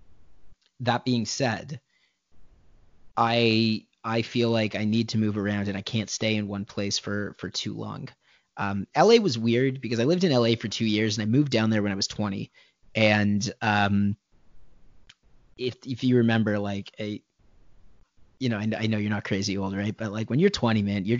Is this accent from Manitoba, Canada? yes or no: no; Thornhill, Ontario, Canada; also born or lived in Vancouver; I'm from Toronto. I'm from Thornhill, so technically it's the 905, the just north of the city. Went to high school at Thornlie Secondary